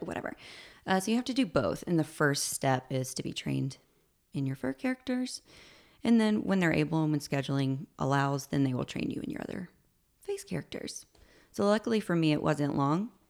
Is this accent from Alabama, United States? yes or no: yes; Alabama, United States; moved away as an adult; also born or lived in Orlando; I'm from Alabama.